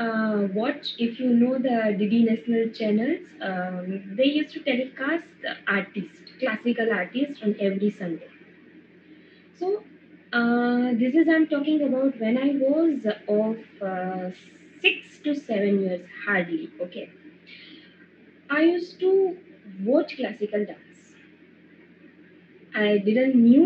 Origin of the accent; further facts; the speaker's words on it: Morbi, Gujarat, India; I'm from Morbi in the Gujarat